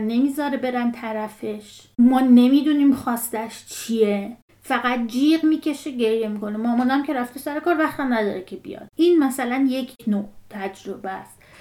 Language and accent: Persian; Iran; moved away as an adult; بازیایی که ما تو بچگیمون تو ایران میکردیم